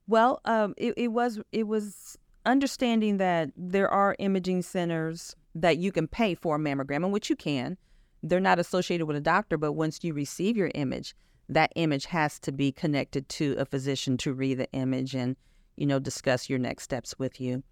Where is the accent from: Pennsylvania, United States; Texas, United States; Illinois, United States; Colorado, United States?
Illinois, United States; Chicago; moved away as an adult; also born or lived in Wichita, Kansas; I grew up in Illinois. I actually lived in Chicago for quite some time, went to high school there